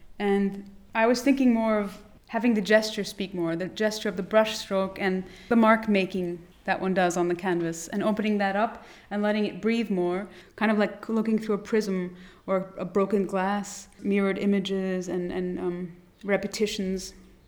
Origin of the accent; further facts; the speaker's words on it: Berlin, Germany; I grew up in West Berlin. And I was here when the wall fell. I went to school at JFK, which is a bilingual school.